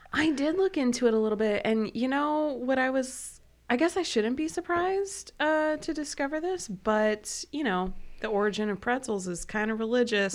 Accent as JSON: {"language": "English", "region": "Midwest", "country": "United States", "said": "I'm from the Midwest"}